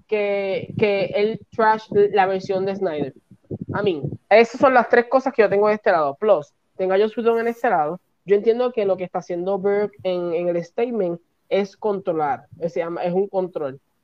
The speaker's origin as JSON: {"language": "Spanish", "country": "Puerto Rico", "said": "Yo que soy de Puerto Rico"}